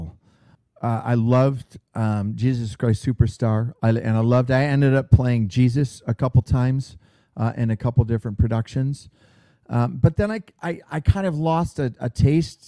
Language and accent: English; Roseville, Michigan, United States; moved away as an adult; also born or lived in Royal Oak, Michigan; now in Southern California, United States; I grew up on the northeast side of Detroit in the humble village of Roseville. I was born in Royal Oak.